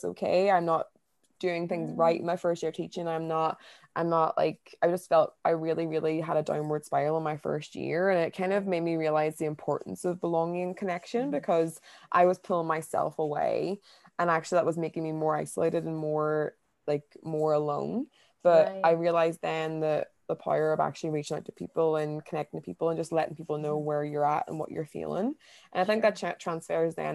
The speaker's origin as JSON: {"language": "English", "town": "Derry", "region": "Northern Ireland", "country": "United Kingdom", "also_born_or_lived": "Newcastle / London", "moved": "as an adult", "said": "I'm originally from Derry in Ireland, but I haven't lived at home for the past 10 years"}